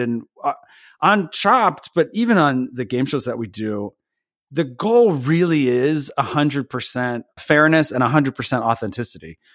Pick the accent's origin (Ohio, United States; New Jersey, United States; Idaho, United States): New Jersey, United States; Belvidere; I grew up at the very, very edge of Jersey. We used to say the way to get to Belvedere is you would pass, like, thirty-seven farms